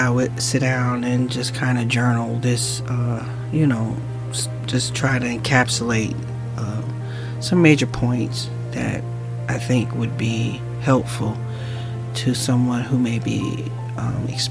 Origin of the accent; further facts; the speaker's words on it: Newark, New Jersey, United States; I grew up in Newark, New Jersey